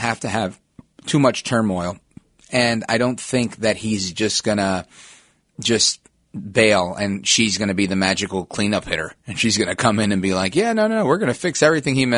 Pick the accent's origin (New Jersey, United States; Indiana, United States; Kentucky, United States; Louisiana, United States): New Jersey, United States; my home state of New Jersey